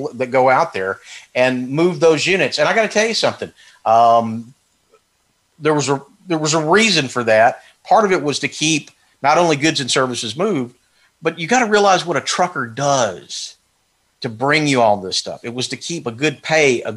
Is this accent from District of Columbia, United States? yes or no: no; Texas, United States; I'm from Texas